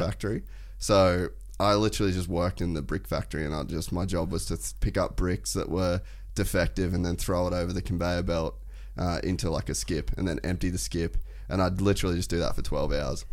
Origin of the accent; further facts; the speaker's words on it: Cairns, Queensland, Australia; I grew up in Cairns, uh, North Queensland